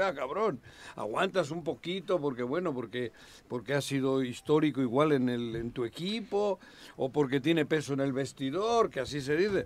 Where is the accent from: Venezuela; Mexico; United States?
Mexico; Cuernavaca, Morelos; de Cuernavaca, de, Morelos, porque saben que estoy aquí, que soy de aquí